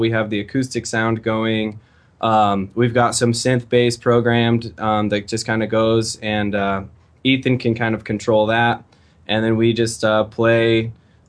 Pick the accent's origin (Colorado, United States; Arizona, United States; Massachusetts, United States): Colorado, United States; Fort Collins; now in Denver, United States; I grew up in Fort Collins, which is just 60 miles